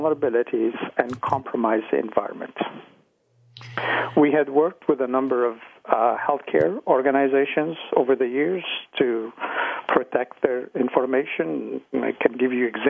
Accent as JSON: {"language": "English", "town": "Ottawa", "region": "Ontario", "country": "Canada", "tie": "born or raised there", "also_born_or_lived": "Egypt / Toronto"}